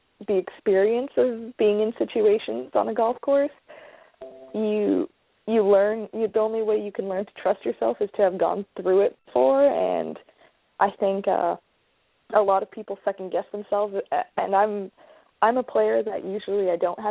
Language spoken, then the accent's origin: English; Vancouver, British Columbia, Canada; From Vancouver, so I just have rainy winters